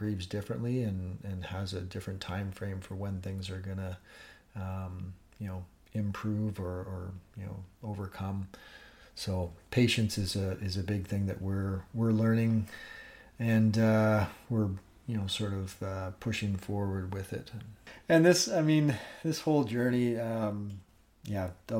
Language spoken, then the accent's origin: English; Northern Ontario, Canada; moved away; I grew up in Northern Ontario, and have a great network of friends back home.